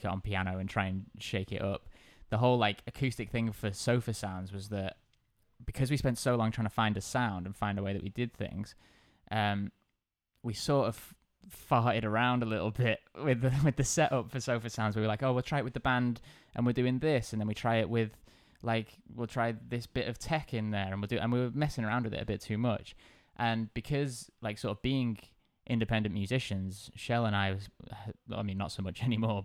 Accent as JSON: {"language": "English", "area": "South Cheshire", "region": "North West England", "country": "United Kingdom", "moved": "yes", "lives_now": "Liverpool, United Kingdom", "said": "I'm from South Cheshire"}